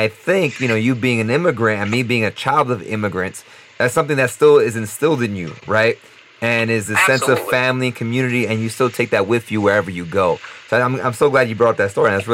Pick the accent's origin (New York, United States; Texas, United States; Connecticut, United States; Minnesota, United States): New York, United States; I was born in New York, so I was born and raised in New York